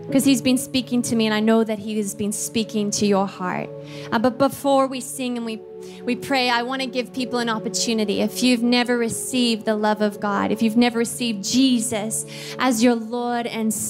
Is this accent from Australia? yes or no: yes; Australia; moved away as an adult; also born or lived in Philippines; I'm Australian.